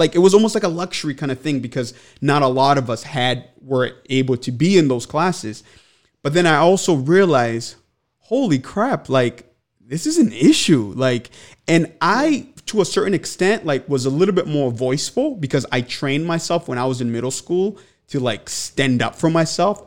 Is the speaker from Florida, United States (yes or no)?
no; Manchester, New Hampshire, United States; I grew up here in Manchester. Second half of my life, I moved here when I was 10 years old